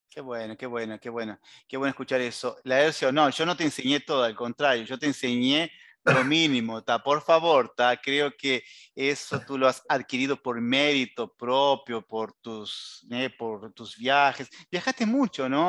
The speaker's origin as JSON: {"language": "Spanish", "country": "Uruguay", "said": "como decimos en Uruguay"}